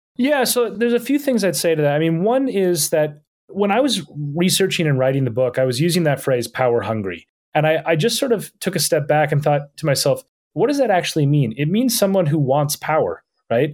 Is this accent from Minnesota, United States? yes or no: yes; Minnesota, United States; moved away as an adult; now in London, United Kingdom; I grew up in, in Minnesota